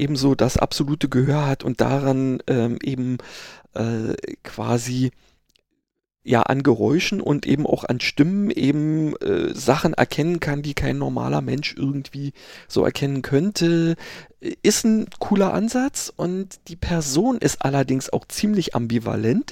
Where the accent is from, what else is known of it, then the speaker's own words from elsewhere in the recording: Berlin, Germany; Wessi sozusagen, also Westberliner